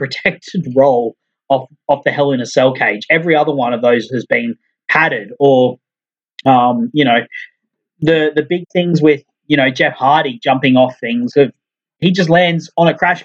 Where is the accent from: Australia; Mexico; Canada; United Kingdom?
Australia; As an Aussie